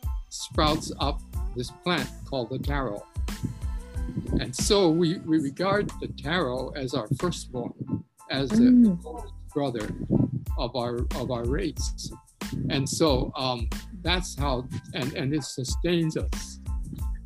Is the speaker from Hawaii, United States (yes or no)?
yes; Hawaii, United States